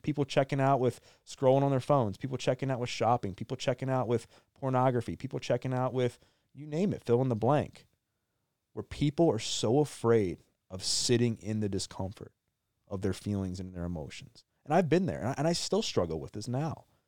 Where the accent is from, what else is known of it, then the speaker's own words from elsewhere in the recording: Maryland, United States; I grew up in Maryland, born and raised, still live there now